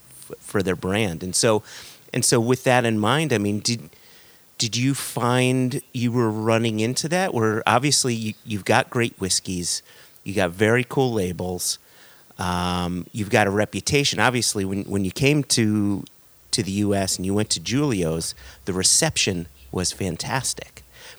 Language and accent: English; Connecticut, United States; Connecticut, my home state